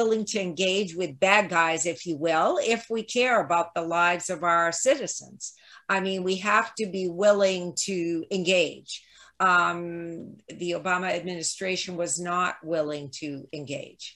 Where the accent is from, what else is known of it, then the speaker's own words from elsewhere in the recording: United States; as American